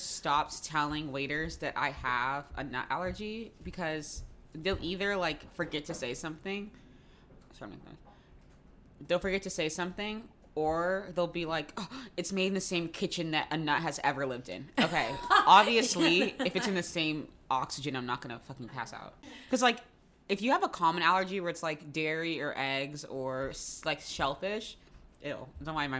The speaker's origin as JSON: {"language": "English", "town": "Jacksonville", "region": "Florida", "country": "United States", "tie": "born or raised there", "moved": "yes", "said": "my hometown, Jacksonville."}